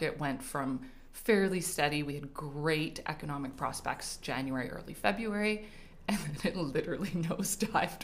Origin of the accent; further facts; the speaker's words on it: Montreal, Quebec, Canada; moved away as an adult; now in Calgary, Canada; I was born and raised in Montreal. Moved out here with my husband in 2006